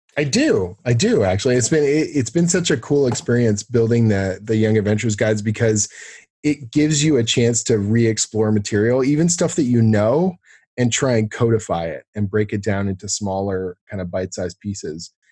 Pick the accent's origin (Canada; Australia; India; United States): Canada; also born or lived in Toronto; I'm a Canadian storyteller, I guess you'd call it, like a writer, uh, uh, based here in Toronto